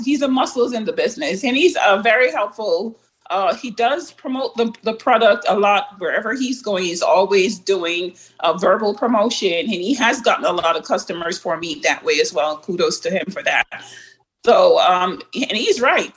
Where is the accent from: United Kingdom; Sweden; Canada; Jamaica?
Jamaica; being a Jamaican as well